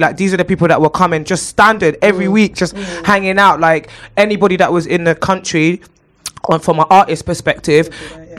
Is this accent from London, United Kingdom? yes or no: yes; London, United Kingdom; I grew up in Clapham and Brixton